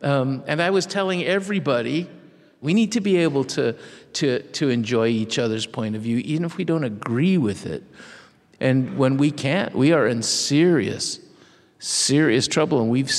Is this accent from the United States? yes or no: no; Mexico; accent: Mexican; It's no accident to me that in fifth grade, I lost my Mexican accent and started speaking like my mother.